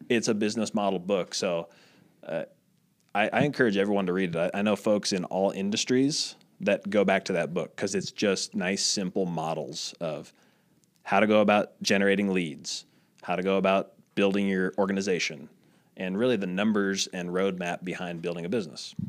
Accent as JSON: {"language": "English", "region": "Midwest", "country": "United States", "tie": "born or raised there", "also_born_or_lived": "Iowa / Italy", "moved": "as an adult", "said": "I was the nerdy kid growing up in the Midwest, small town, my dad was in real estate"}